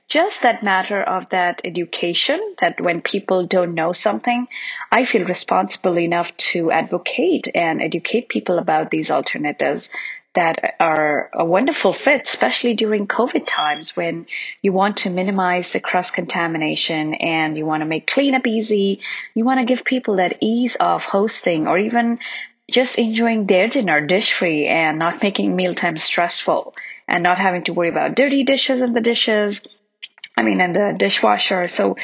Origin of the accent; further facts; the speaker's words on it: India; I remember when I was a child, we used to eat on banana leaves while growing up in India.